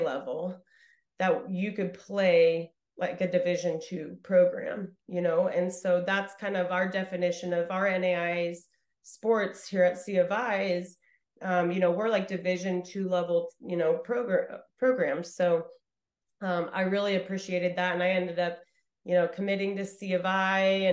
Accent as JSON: {"language": "English", "region": "Idaho", "country": "United States", "said": "I'm coming from Idaho"}